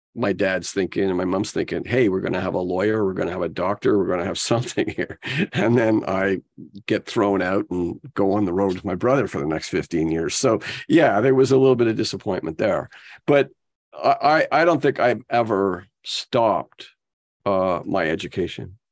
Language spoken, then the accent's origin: English; Ottawa, Ontario, Canada; growing up in Ottawa was different than growing up in Toronto.